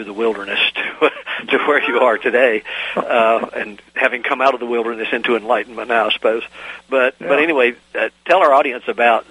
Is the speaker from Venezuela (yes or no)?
no; East Coast, United States; moved away; being an East Coaster living in the mountains